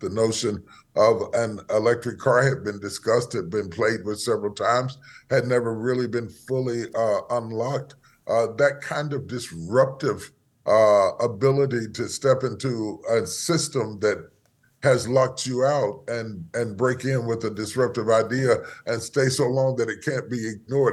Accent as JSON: {"language": "English", "region": "West Virginia", "country": "United States", "tie": "born or raised there", "moved": "as an adult", "lives_now": "Dallas, United States", "said": "I was born in West Virginia, in the hills of West Virginia. uh, grew up there and spent most of my life there"}